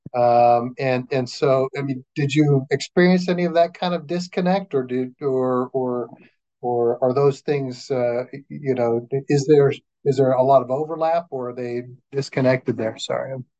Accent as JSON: {"language": "English", "town": "Flagstaff", "region": "Arizona", "country": "United States", "tie": "born or raised there", "moved": "yes", "said": "I was born and raised in Flagstaff, and uh, uh, lived there all of my growing up years"}